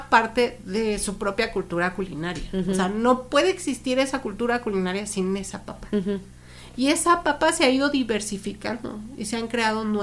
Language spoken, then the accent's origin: Spanish; Mexico; piensan que ya porque somos de México